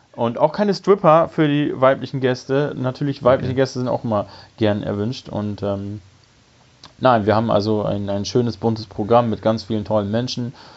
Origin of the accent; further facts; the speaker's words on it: Bremerhaven, Bremen, Germany; in meiner Heimatstadt in Bremerhaven